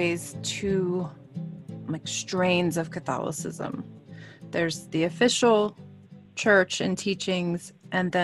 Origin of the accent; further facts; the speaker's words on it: New Orleans, Louisiana, United States; I grew up in New Orleans